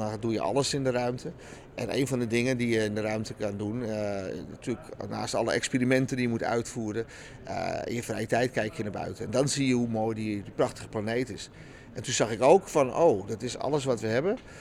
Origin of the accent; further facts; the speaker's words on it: Netherlands; Ik ben eh, geboren in Nederland, geboren getogen.